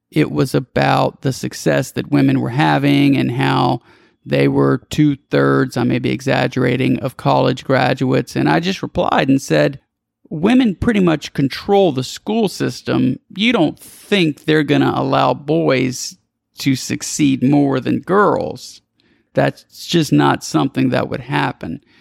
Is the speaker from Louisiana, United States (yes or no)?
yes; South Louisiana, United States; I'm from South Louisiana.